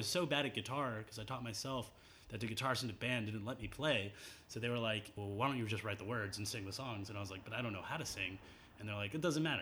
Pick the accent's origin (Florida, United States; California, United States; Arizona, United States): Florida, United States; Miami; moved away as an adult; also born or lived in Lima, Peru / Seattle; now in Bay Area, United States; Grew up in Miami